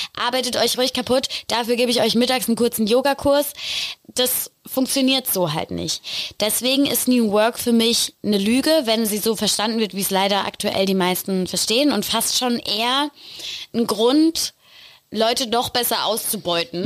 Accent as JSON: {"language": "German", "region": "Rhineland-Palatinate", "country": "Germany", "said": "Ich komme aus der Pfalz"}